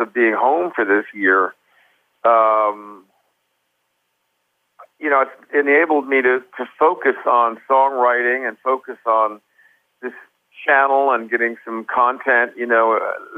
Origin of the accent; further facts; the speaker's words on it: United States; I'm an American singer